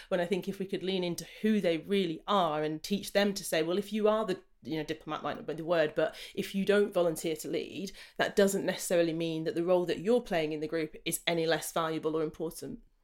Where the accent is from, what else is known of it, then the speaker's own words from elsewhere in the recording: Jamaica; I'm Jamaican I'm a sprinter